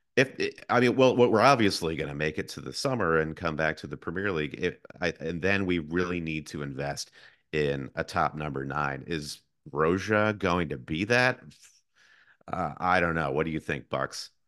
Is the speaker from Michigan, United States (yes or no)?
yes; Michigan, United States; moved away; I am originally from Michigan, like my co-host Josh